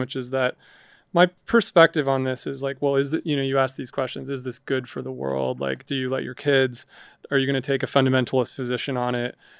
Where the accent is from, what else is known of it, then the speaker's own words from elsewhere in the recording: Montana, United States; I grew up in Montana